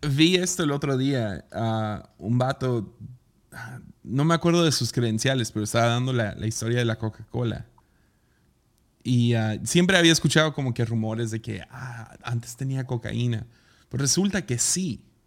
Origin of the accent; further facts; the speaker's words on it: Tepic, Nayarit, Mexico; cuando cumplí 18, salí de Tepica a trabajar a Estados Unidos por unos meses